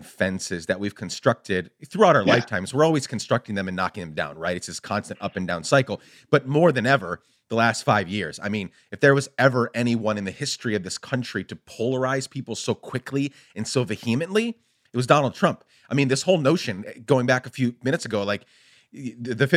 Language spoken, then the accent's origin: English; Guatemala; now in United States; So I grew up in Guatemala. I was born in the U.S., and then my dad is Guatemalan. We moved back there for 10 years